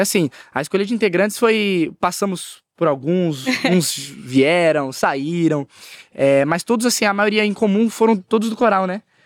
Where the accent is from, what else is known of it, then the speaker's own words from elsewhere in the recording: Ribeirão Preto, São Paulo, Brazil; Eu sou de, eu sou nascido em Ribeirão Preto, né? Uhum. Cidade quente pra caramba, aqui perto do interior. E assim, é, eu cresci assim, igreja pequena